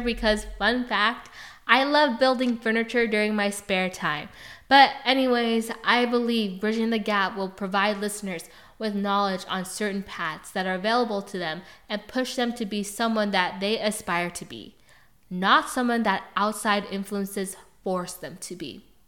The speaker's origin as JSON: {"language": "English", "town": "Pleasanton", "region": "California", "country": "United States", "tie": "born or raised there", "also_born_or_lived": "Hayward, California", "said": "I was born in Hayward, raised in Pleasanton, California."}